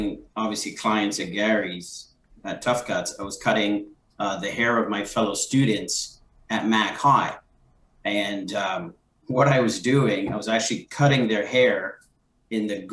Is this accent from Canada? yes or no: yes; Montreal, Quebec, Canada; now in Montreal, Canada; I'm originally from the West Island of Montreal, and a tad bit further in a city called Pancour